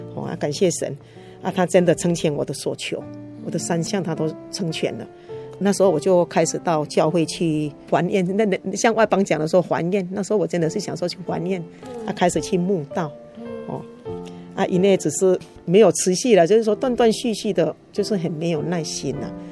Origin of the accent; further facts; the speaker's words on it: Fengyuan, Taichung, Taiwan; 父母都曾担任那个丰原两间大庙的委员和送纪年